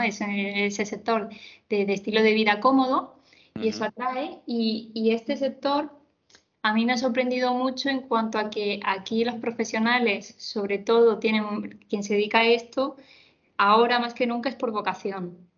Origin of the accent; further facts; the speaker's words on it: Córdoba, Andalusia, Spain; also born or lived in Seville; soy de Córdoba, estudié en Sevilla, estudié psicología